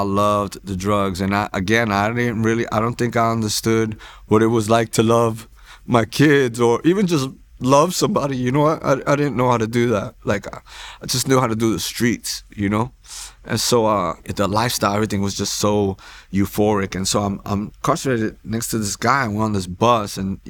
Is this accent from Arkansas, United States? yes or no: no; New York, United States; That's what you think when I'm growing up in New York.